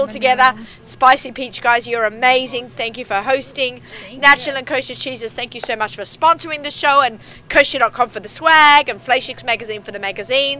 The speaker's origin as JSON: {"language": "English", "town": "Sydney", "region": "New South Wales", "country": "Australia", "tie": "born or raised there", "moved": "yes", "lives_now": "New York, United States", "said": "I grew up on it in Australia."}